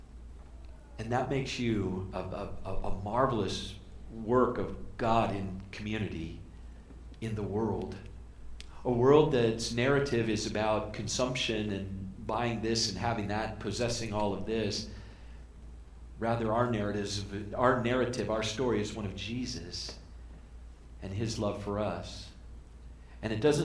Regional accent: Arizona, United States; I grew up in Arizona

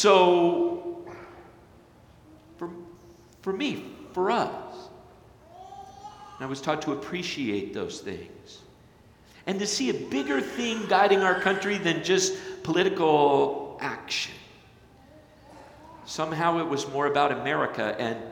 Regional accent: Flagstaff, Arizona, United States; moved away; also born or lived in Hartley, Iowa; growing up in Flagstaff, Arizona

